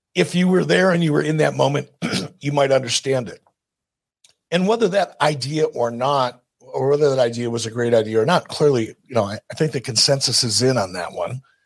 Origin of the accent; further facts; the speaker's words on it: Detroit, Michigan, United States; I'm from Detroit